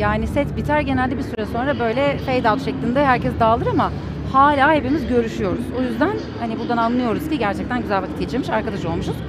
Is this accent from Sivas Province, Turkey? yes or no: no; Istanbul, Turkey; 1984 yılında İstanbul'da doğdum